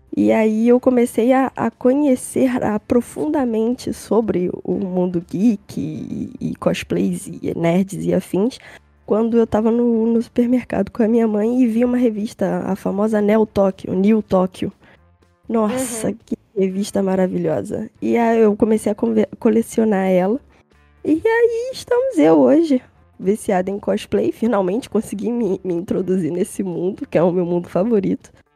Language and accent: Portuguese; Rio de Janeiro, Brazil; sou do Rio de Janeiro, centro